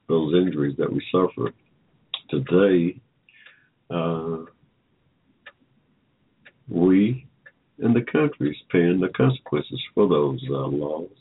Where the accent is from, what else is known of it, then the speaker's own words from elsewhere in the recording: Georgia, United States; I was born here in Georgia in 1945